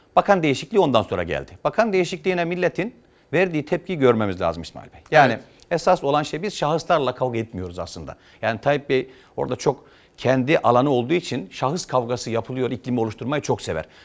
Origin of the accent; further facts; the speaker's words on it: Yozgat Province, Turkey; moved away as an adult; also born or lived in Trabzon (family origin, Çaykara); now in Ankara, Turkey; Ben Yozgat'ta doğdum.